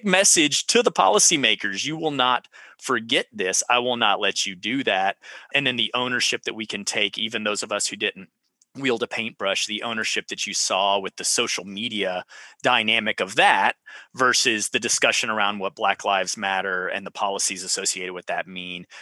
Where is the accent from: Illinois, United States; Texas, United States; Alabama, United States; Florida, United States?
Texas, United States; Central; I was from Central Texas